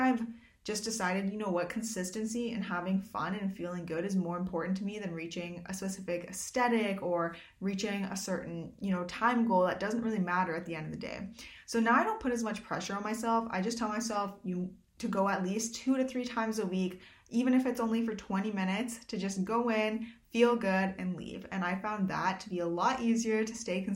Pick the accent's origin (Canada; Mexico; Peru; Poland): Canada; Swan Lake First Nation, Manitoba; I'm Bear Clan from Swan Lake First Nation